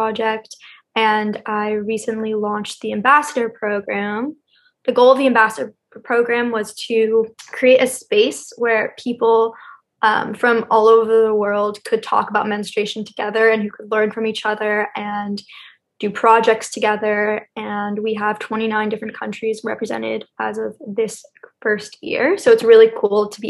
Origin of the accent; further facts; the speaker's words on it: Los Angeles, California, United States; I grew up in Los Angeles